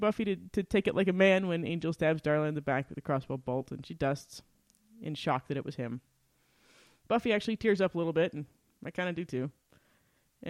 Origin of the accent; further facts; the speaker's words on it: Utah, United States; We're from Utah